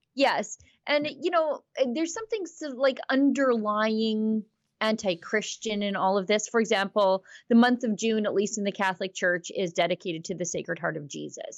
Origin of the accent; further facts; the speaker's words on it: Alberta, Canada; I'm from Alberta